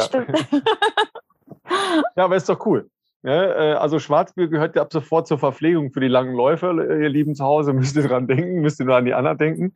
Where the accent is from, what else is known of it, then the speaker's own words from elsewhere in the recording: northern Ruhr area, North Rhine-Westphalia, Germany; now in Cologne, Germany; in meiner Heimat, äh, im nördlichen Ruhrgebiet